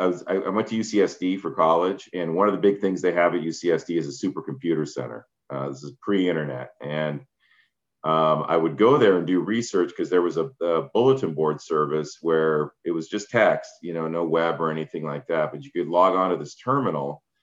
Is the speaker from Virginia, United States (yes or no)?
no; San Jose, California, United States; born there; also born or lived in Netherlands / Iran; I was born in San Jose. We moved to Holland for a few years, then Iran. Um, I went to first grade there, moved back here.